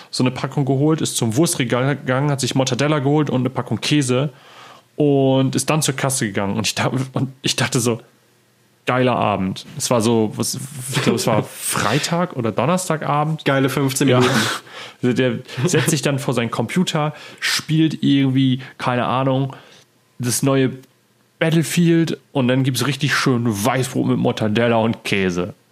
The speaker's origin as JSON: {"language": "German", "area": "Friesland", "region": "Lower Saxony", "country": "Germany", "said": "bei uns, da wo ich herkomme, aus Friesland"}